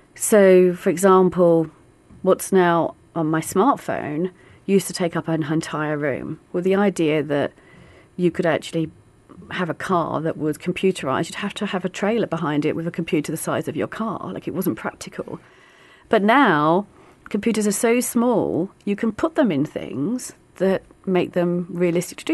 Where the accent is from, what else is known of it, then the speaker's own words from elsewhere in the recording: London, United Kingdom; I'm from the East End of London